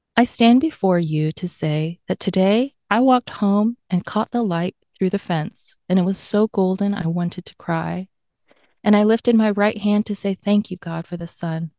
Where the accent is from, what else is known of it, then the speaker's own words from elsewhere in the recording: Tennessee, United States; accent: AAVE adjacent; I grew up in Tennessee, so there's, like, part of my speech that's, like, a little bit, like, A A V E adjacent